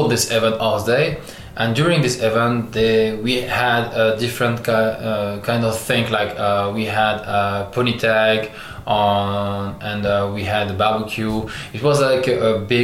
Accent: France; English is a second language; also born or lived in Algeria; I'm born in Algeria and I grew up in France.

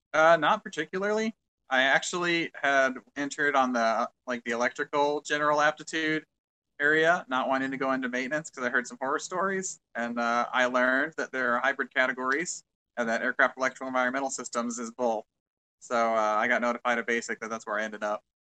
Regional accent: Quincy, Illinois, United States; moved away as an adult; also born or lived in Macomb, Illinois / Urbana, Illinois / Whiteman Air Force Base, Missouri; now in Honolulu, United States; I'm from Quincy, Illinois

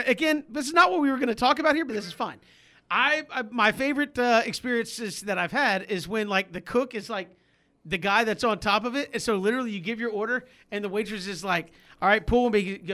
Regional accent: Atlanta, Georgia, United States; I know Christian and I grew up in Metro Atlanta where there's like a Waffle House every 16 feet.

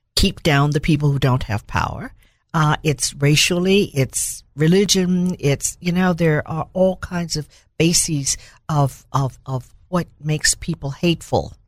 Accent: Little Rock, Arkansas, United States; I grew up in Little Rock

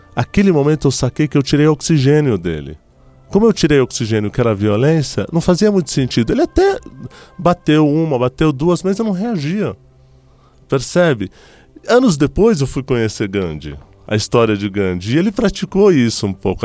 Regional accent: Tulkarm, West Bank, Palestine; also born or lived in Lebanon; now in Brazil; eu sou de Tulkarem

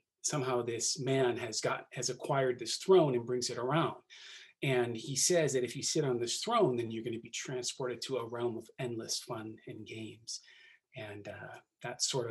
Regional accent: Seattle, Washington, United States; also born or lived in Hawaii; I live in Seattle. I'm from Seattle, Washington. And as I've grown, the city has turned from a sort of a regional center into a ginormous metropolis. But I'm a proud Seattleite

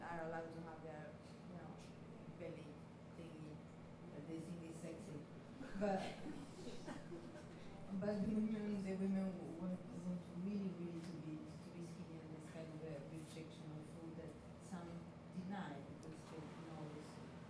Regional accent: Colombia; I come from Colombia, and I've been teased about the lack of taste of food in my country

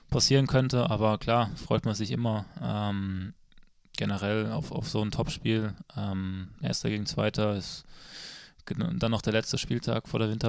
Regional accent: Freiburg, Baden-Württemberg, Germany; und ich als Freiburger habe da natürlich ja schon jede Ecke gesehen.

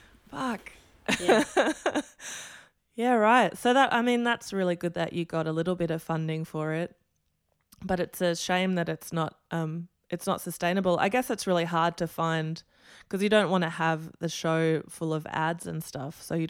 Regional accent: Australia; I am pretty Australian. I just don't have an Australian passport.

